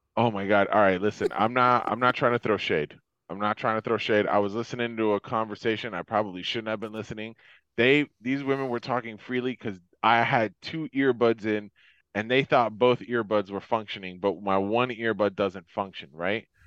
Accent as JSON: {"language": "English", "region": "Florida", "country": "United States", "tie": "born or raised there", "moved": "yes", "said": "I grew up in Florida, like, I grew up at, you know, like, I've lived here my whole life."}